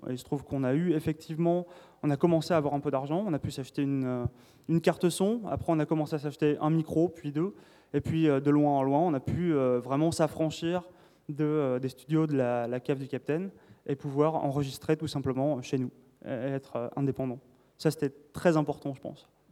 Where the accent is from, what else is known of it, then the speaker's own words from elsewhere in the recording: south of France, France; je viens du sud de la France